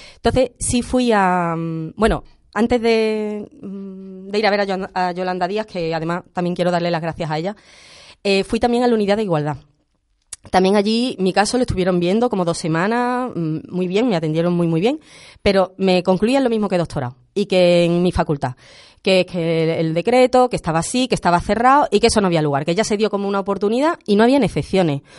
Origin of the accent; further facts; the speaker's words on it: Andalusia, Spain; soy andaluza por convicción